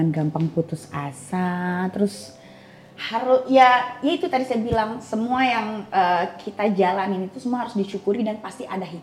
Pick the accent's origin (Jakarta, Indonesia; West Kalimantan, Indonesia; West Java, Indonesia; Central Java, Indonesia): Jakarta, Indonesia; di Jakarta, saya lahir di Jakarta, oh, okay. SD